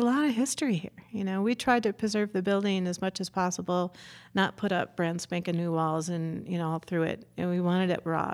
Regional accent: Chicago, Illinois, United States; moved away; I grew up in Chicago, and we had a old-fashioned deli

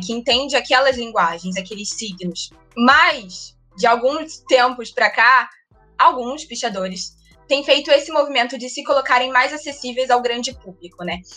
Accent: Rio de Janeiro, Brazil; eu sou carioca, nasci no Rio

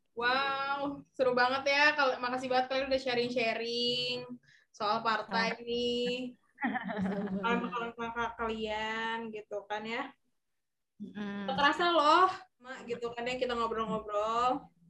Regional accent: Bandung, West Java, Indonesia; kita semua dari Bandung semua

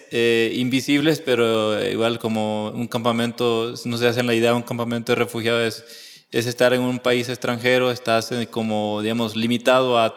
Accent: El Salvador; also born or lived in Honduras; pues soy salvadoreño, pero por razones de la historia, pues yo nací en Honduras y ya con esto, pues es como como el, inicio de, una vida que pues viene marcada por, pues, por la, división entre dos países

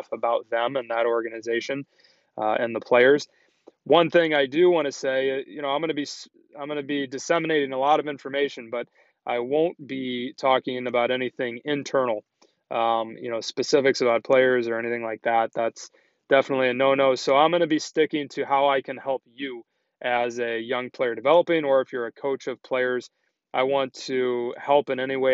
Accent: Chicago, Illinois, United States; also born or lived in Boston / Minnesota; So I grew up in Chicago

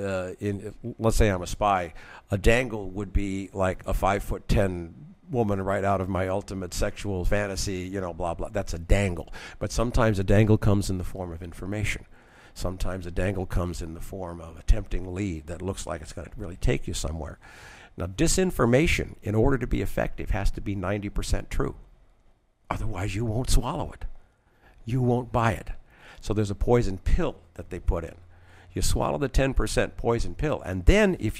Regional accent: Washington, District of Columbia, United States; I was born in Washington, D.C.

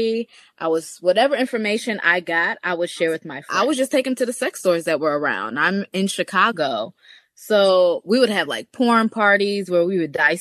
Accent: Jamaica; I'm Jamaican. I was born in Jamaica

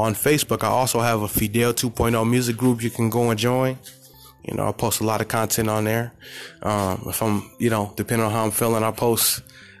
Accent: California, United States; I'm from the Golden State

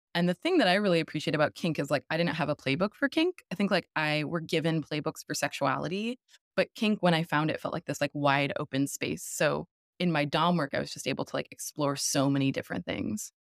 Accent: St. Louis, Missouri, United States; now in Brooklyn, United States; I grew up in the Midwest.

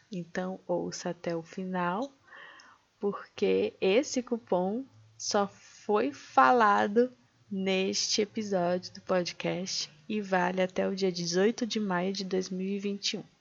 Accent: Pará, Brazil; accent: northern, Pará; also born or lived in Minas Gerais; É, eu nasci em Minas, mas aos oito anos eu fui embora para o Pará com os meus pais e meu irmão. Então eu digo que eu sou uma mineira com sotaque meio nortista, meio paraense.

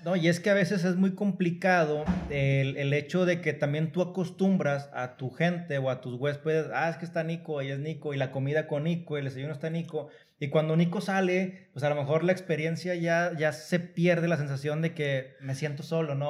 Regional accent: Mexico; uno como mexicano

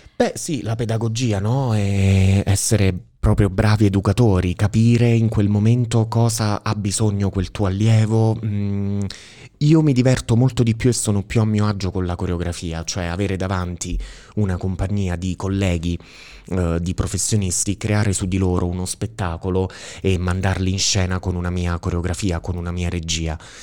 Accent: Sala, Italy; moved away as an adult; io sono appunto originario di Sala e nella vita mi sono trasferito, sono andato via da Sala, avevo 18 anni

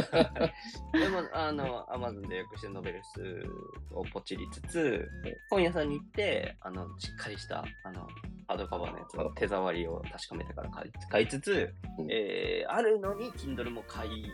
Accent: Aichi, Japan; moved away as an adult; now in Tokyo, Japan; 僕、あの、愛知県のすごい硬い中で育ってて、あの、大学で上京してくるんですけど

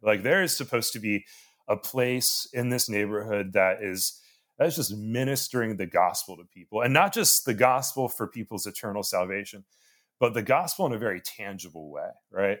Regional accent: Annapolis, Maryland, United States; I'm from Annapolis

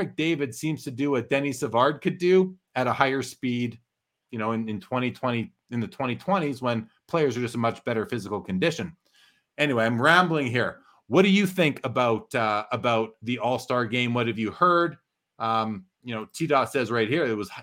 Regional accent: Canada; I'm Canadian

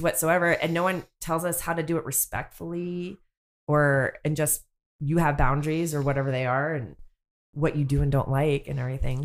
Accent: North Bay, California, United States; moved away as an adult; now in South Bay, United States; I grew up in the North Bay, and I've been living down here in the South Bay for quite some time now

